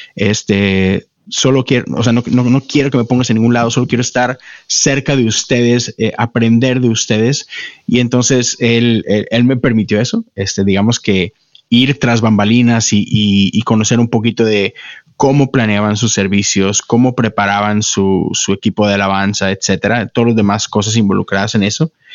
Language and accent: Spanish; Monterrey, Nuevo León, Mexico; moved away as an adult; now in Houston, United States; yo nací, crecí en Monterrey, México. Este, estuve ahí por 30 años